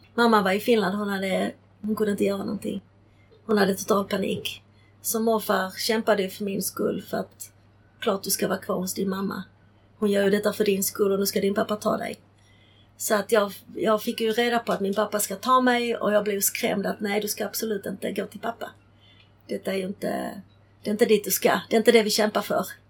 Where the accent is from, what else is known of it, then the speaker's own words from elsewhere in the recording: Sweden; Swedish is a second language; also born or lived in Prague, Czechoslovakia; jag är uppvuxen här så att för mig var det ju Sverige var mitt land